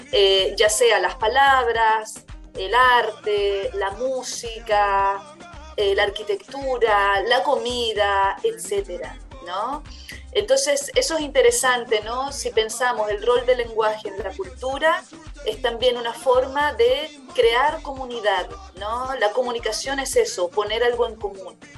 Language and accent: Spanish; Chile; ¿Por qué en Chile tenemos un acento que no es el argentino, por ejemplo